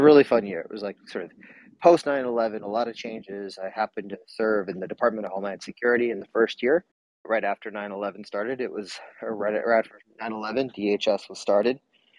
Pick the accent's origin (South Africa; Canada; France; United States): United States; Michigan; moved away as an adult; now in San Francisco Bay Area, United States; And I'm born and raised in Michigan, but I've been in the San Francisco Bay Area for the last 20 years.